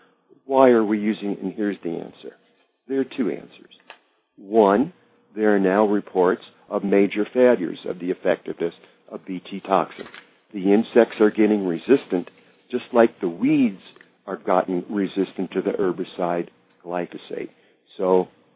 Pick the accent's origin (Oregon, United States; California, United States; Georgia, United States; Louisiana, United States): Oregon, United States; my home state of Oregon